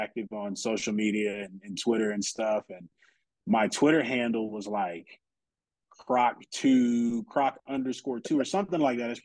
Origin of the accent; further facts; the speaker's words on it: San Antonio, Texas, United States; I'm from San Antonio, okay? We got the Spurs out here.